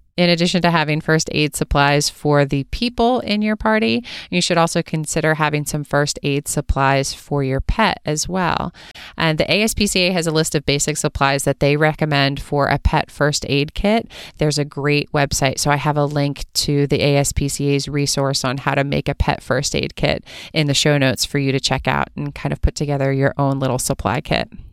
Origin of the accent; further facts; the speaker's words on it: East Coast, United States; moved away as an adult; also born or lived in California; I'm originally from the East Coast, and when I moved to California for veterinary school